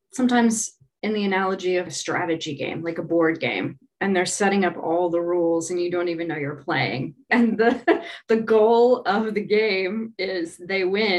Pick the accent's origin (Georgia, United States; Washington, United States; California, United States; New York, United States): Washington, United States; Seattle; moved away as an adult; also born or lived in Nashville, Tennessee; now in London, United Kingdom; So I grew up in Seattle and then moved to Nashville.